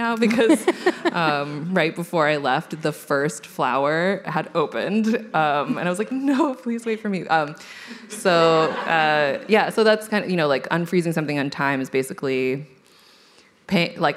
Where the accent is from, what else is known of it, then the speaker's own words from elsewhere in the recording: California, United States; I'm from California